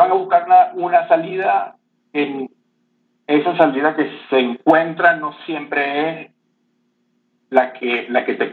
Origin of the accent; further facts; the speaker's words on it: Venezuela; yo, este, bueno, crecí en Venezuela